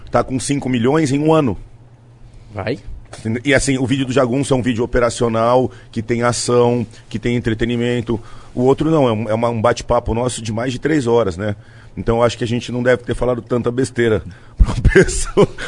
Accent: Santos, São Paulo, Brazil; Tava na praia, em Santos. Eu sou santista, né? E final de semana eu costumo descer, fico na casa da minha mãe lá

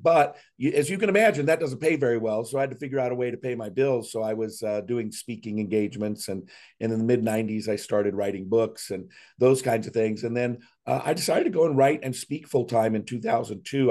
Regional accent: Seattle, Washington, United States; moved away as an adult; also born or lived in Scottsdale, Arizona; now in Chattanooga, United States; born and raised in Seattle area, first fifty years of my life in Seattle

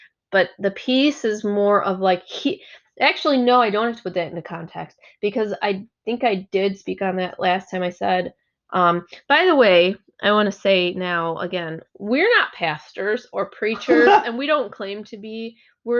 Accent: Germany; now in United States; I'm not from here natively. I came from Germany.

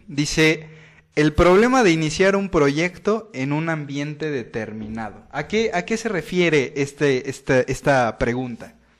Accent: Veracruz, Mexico; me pueden decir Jarocho, pues soy del puerto de Veracruz

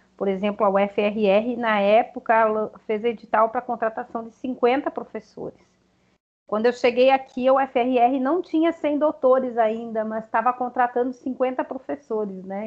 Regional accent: Cerro Largo, Rio Grande do Sul, Brazil; moved away as an adult; now in Roraima, Brazil; eu sou gaúcha, sou do interior do Rio Grande do Sul, uma cidade pequena chamada Cerro Largo

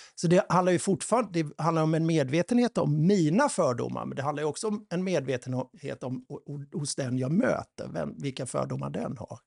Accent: Sweden; vi svenskar

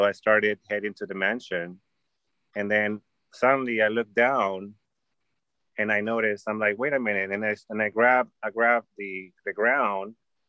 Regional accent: Los Angeles, California, United States; I'm like, from L.A., from the Valley, from L.A., you know, or where I live here, there.

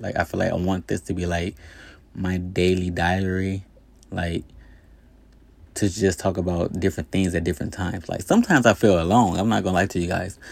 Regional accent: East Chicago, Indiana, United States; moved away; also born or lived in Gary, Indiana / Hammond, Indiana / Las Vegas, Nevada; I was born in Gary, Indiana. I grew up in Hammond, Indiana, in East Chicago, Indiana. I lived in East Chicago, Indiana my whole life.

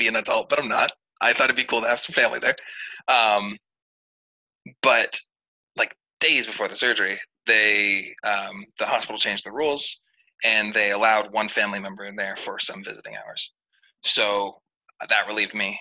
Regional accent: Maine, United States; I'm from Maine

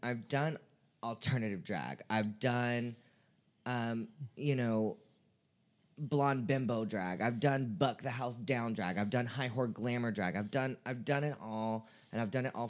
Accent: Nashville, Tennessee, United States; I'm born and raised in Nashville.

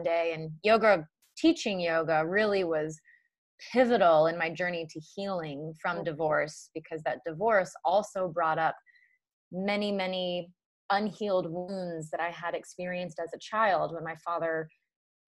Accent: Narragansett, Rhode Island, United States; moved away as an adult; also born or lived in Charleston, South Carolina; I grew up in Narragansett, Rhode Island

